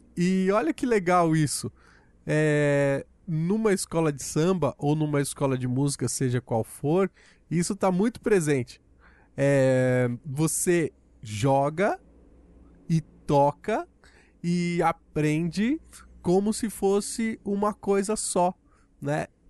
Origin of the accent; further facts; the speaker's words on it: Brazil; nós, enquanto brasileiros